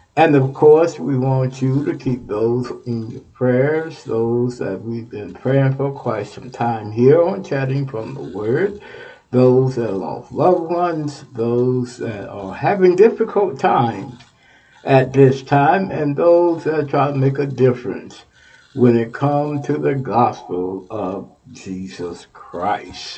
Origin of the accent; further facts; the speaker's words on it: Texas, United States; moved away; I'm from Texas